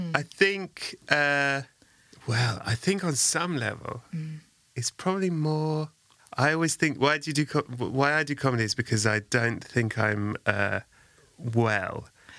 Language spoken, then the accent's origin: English; Sutton, London, United Kingdom; When I was growing up in Sutton